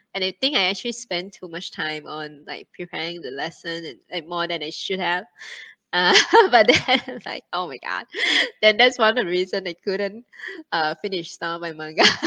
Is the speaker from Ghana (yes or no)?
no; Thailand; moved away as an adult; also born or lived in China; now in Singapore; Thailand is my uh, my home country